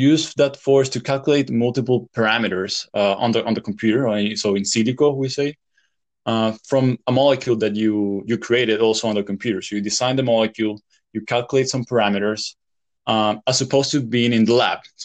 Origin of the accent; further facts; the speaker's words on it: El Salvador; moved away as an adult; also born or lived in Louisiana, United States / France; I grew up in El Salvador